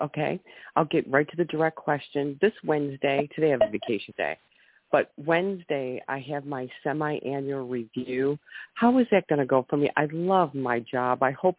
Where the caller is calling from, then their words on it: Ohio, United States; I'm calling from Ohio.